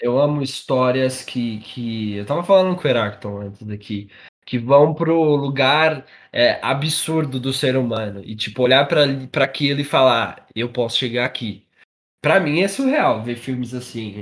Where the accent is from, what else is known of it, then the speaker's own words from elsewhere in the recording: Carapicuíba, São Paulo, Brazil; Eu e você somos de Carapicuíba